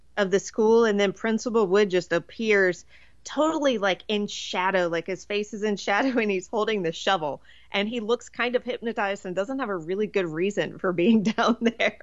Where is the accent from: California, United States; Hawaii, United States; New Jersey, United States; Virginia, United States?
Virginia, United States; I grew up in Virginia